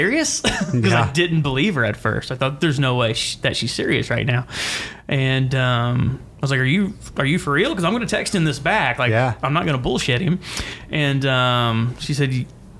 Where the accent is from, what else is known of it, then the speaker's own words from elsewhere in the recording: Indianapolis, Indiana, United States; I'm local, you know, from the east side